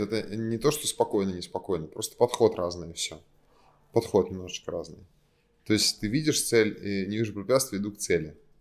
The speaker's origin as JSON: {"language": "Russian", "town": "Kazan", "region": "Tatarstan", "country": "Russia", "tie": "born or raised there", "moved": "as an adult", "lives_now": "Moscow, Russia", "said": "я из Казани, но я живу в Москве"}